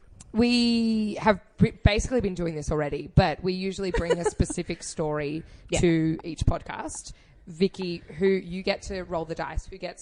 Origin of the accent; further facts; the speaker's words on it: Australia; they just assumed because I didn't sound exactly how they assumed an Australian would sound that I mustn't be Australian